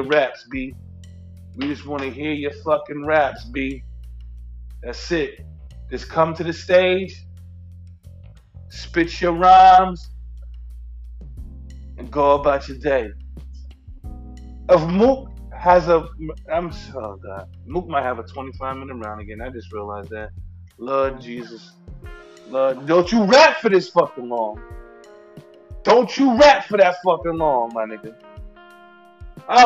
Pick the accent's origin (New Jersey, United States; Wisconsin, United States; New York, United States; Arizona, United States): New York, United States; New York City; I'm from New York, born and raised in Brooklyn